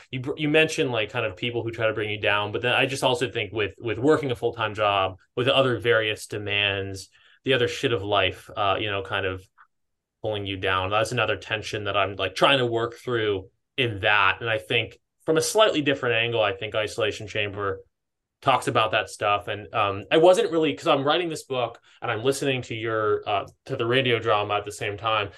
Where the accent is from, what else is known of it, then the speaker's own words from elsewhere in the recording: East Coast, United States; moved away as an adult; now in Southern California, United States; I grew up on the East Coast, but I've been here like five years